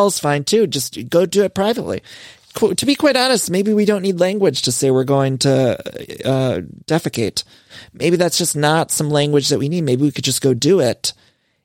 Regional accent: Ohio, United States; accent: Ohio; also born or lived in Midwest; now in Los Angeles, United States; My Ohio accent's showing because I was just there for a while

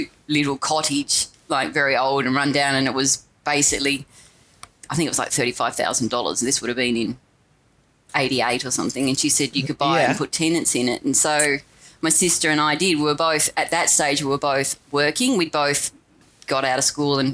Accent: Savage River, Tasmania, Australia; born or raised there; also born or lived in Launceston, Tasmania

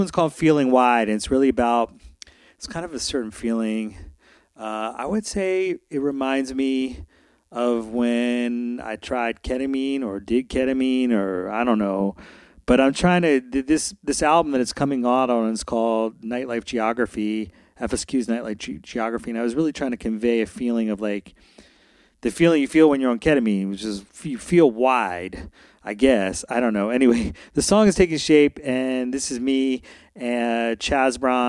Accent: Philadelphia, Pennsylvania, United States; I grew up in Philly

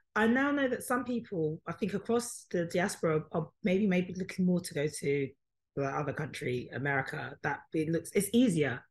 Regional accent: United Kingdom; It doesn't matter that I was born here. Yes, I was born here. Yes, I am British.

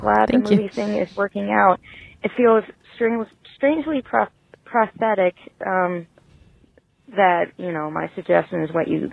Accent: Middleton, Massachusetts, United States; I am from Middleton, Massachusetts

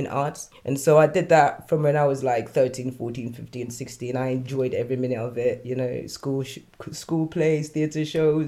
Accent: Nigeria; now in United Kingdom; I was born in Nigeria

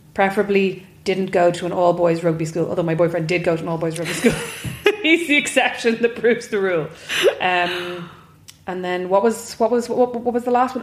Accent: Kildare, Leinster, Ireland; I'm from Kildare, so I'm from mm. not a farming background, but a farming area.

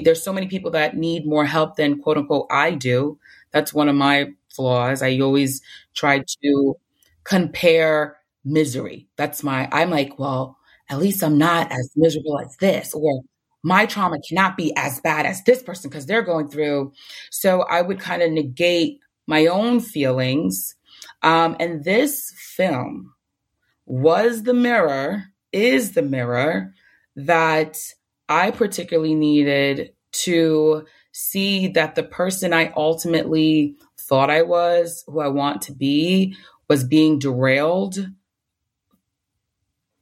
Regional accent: New York City, New York, United States; I'm from the Bronx, that has like one of the worst health outcomes like in New York

